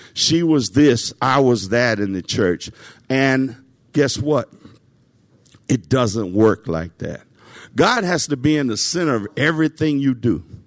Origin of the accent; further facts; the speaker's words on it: Nashville, Tennessee, United States; I grew up in Nashville.